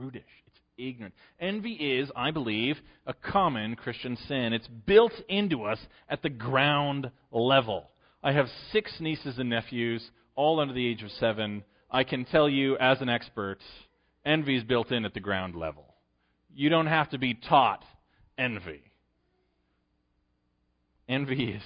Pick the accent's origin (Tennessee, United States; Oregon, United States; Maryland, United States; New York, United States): New York, United States; Western; I'm from Western New York